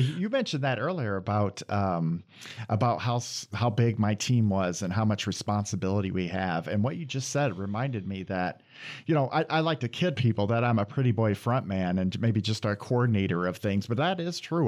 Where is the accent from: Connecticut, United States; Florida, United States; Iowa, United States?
Iowa, United States; moved away as an adult; now in Michigan, United States; I'm from Iowa originally, and I went to school at Iowa State